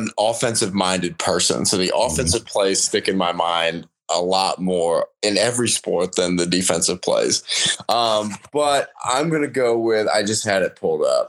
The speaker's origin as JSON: {"language": "English", "area": "30 minutes from JMU", "region": "Virginia", "country": "United States", "moved": "yes", "said": "I'm from Virginia. I'm from 30 minutes away from where JMU is."}